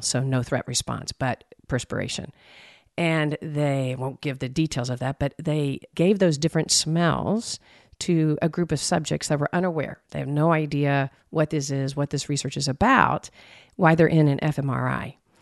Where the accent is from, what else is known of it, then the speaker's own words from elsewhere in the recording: Texas, United States; I'm from Texas